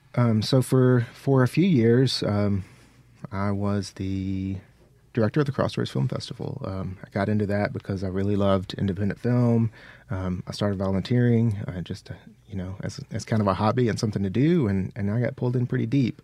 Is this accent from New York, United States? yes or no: no; Mississippi Delta, United States; I grew up in the Mississippi Delta, uh, somewhere between Batesville and Marks